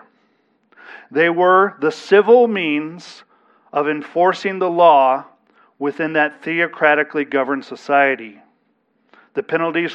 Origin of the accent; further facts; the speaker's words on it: United States; we as American citizens are under an obligation to abide by the civil laws of our county, our state, and our nation